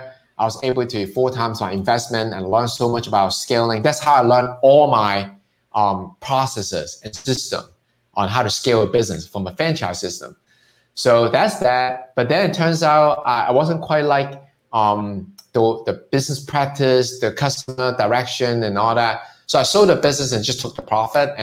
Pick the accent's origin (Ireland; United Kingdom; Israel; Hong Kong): Hong Kong; now in United States; It's because I'm Chinese, I'm from Hong Kong.